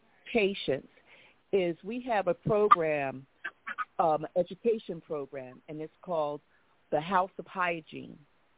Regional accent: Oklahoma, United States; now in Philadelphia, United States; I am from Oklahoma.

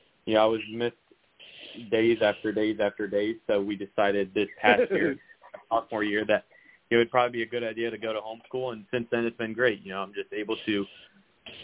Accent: Miami, Florida, United States; I'm from Miami

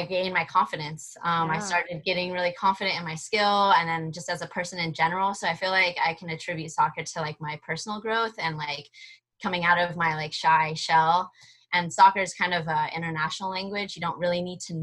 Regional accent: Bay Area, California, United States; first language Spanish and Portuguese; English is a second language; I grew up in the Bay Area

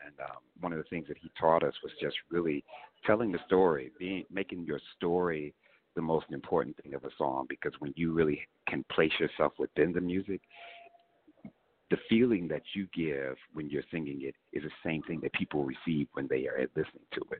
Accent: Kansas City, Missouri, United States; growing up in Kansas City

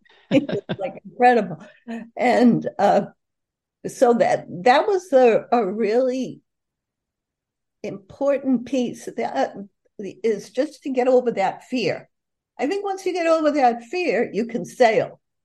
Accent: Boston, Massachusetts, United States; me growing up in the North End

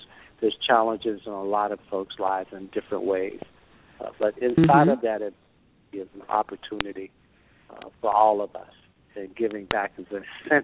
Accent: Gaston, Alabama, United States; I grew up really poor. I grew up in Gaston, Alabama

